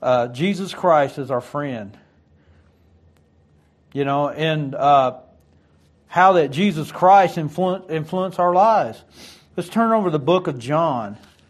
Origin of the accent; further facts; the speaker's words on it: Detroit, Michigan, United States; born there; I was born outside of Detroit, Michigan.